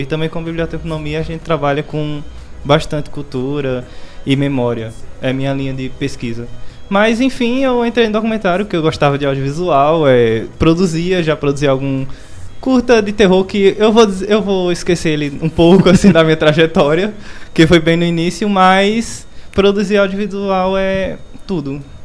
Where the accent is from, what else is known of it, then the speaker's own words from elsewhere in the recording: Barbalha, Ceará, Brazil; eu que sou de Barbalha